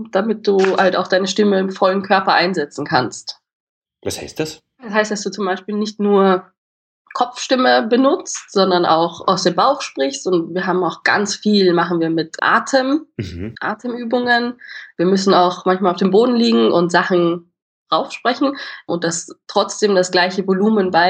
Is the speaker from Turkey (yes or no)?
no; Austria; wo man dann halt immer so, so breit redet als Österreicher, würde ich sagen, da musste ich halt lernen, das so ein bisschen schmaler.